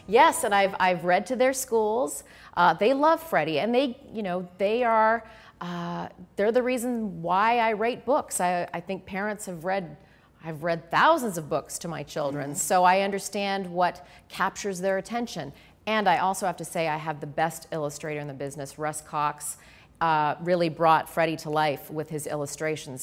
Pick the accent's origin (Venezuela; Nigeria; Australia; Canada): Canada; moved away; I grew up in Canada where we had a lot of winter storms